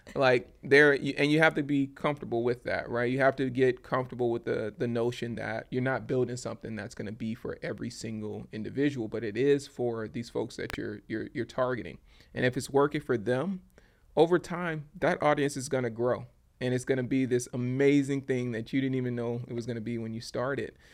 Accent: Baton Rouge, Louisiana, United States; moved away; my hometown of Baton Rouge, Louisiana

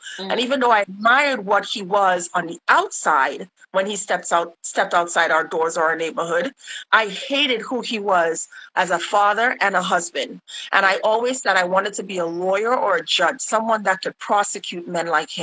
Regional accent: Laventille, Trinidad & Tobago; I am from Laventil.

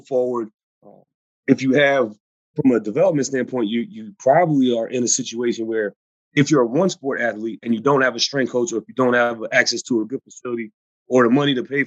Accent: United States; my first job is with my hometown pro football team

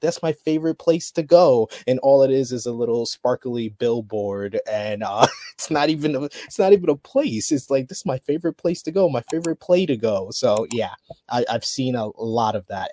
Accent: New York, United States; I'm from New York

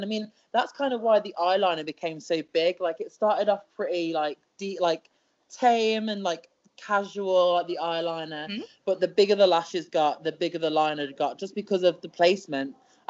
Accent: United Kingdom; So I am a British wrestler

